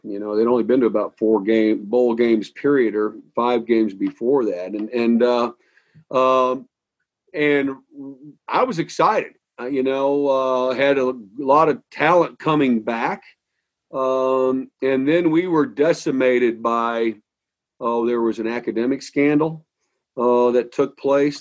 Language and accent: English; St. Charles, Missouri, United States; moved away; also born or lived in Nokomis, Illinois; I grew up in St. Charles, Missouri, which is a suburb of St. Louis